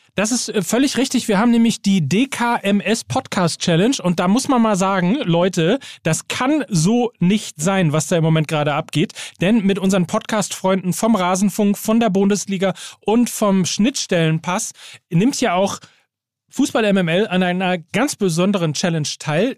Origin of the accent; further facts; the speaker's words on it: Gütersloh, North Rhine-Westphalia, Germany; in meine Heimatstadt nach Gütersloh